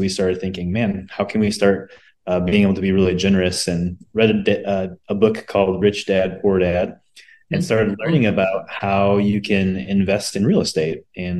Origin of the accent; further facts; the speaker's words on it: Waukesha, Wisconsin, United States; now in Minneapolis, United States; I'm from the Minneapolis, St. Paul area. Lived here for the last 20 years. Came from Waukesha, Wisconsin.